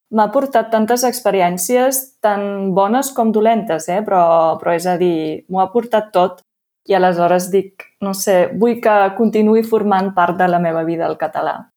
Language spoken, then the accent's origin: Catalan; Austria; first language German; Catalan is a second language; moved away as an adult; now in Lleida, Spain; jo sóc d'Àustria, tinc un accent diferent